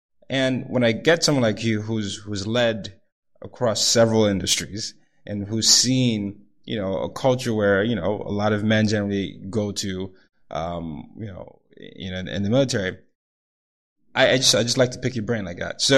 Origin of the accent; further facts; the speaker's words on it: Nigeria; I'm the oldest of three boys. I'm from Nigeria. Grew up in different parts of the world